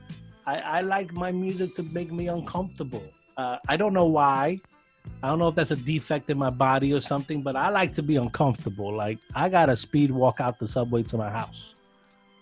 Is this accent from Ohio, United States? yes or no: no; New York City, New York, United States; I'm from Sunset Park